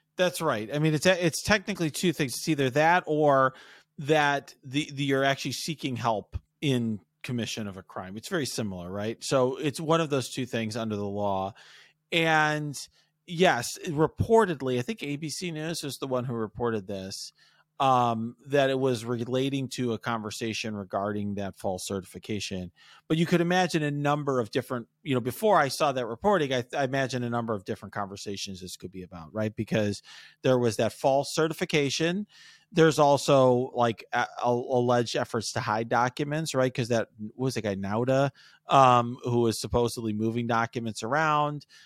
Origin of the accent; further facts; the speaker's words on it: Chicago, Illinois, United States; I was born in Chicago